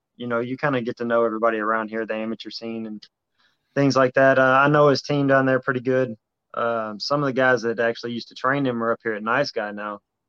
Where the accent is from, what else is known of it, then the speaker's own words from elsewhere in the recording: near Nashville, Tennessee, United States; I know he's from Nashville, real close to my hometown. So just two Tennessee boys